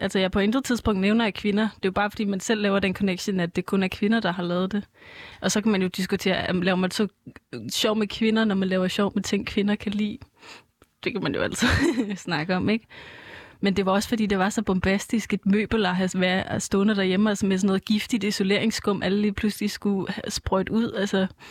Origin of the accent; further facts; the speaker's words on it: Copenhagen, Capital Region of Denmark, Denmark; Jeg bor i København, og jeg er fra København